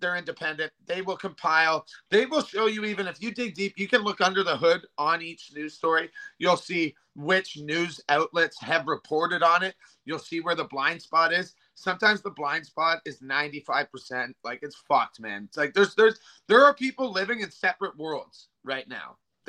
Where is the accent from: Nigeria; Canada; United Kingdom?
Canada; Western Canada; I just want to mention that I was from Western Canada.